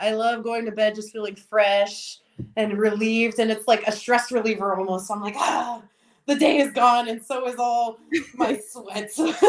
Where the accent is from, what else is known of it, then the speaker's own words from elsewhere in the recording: Hidalgo, Texas, United States; moved away; Hidalgo, Texas, my hometown. Down on the border in McAllen.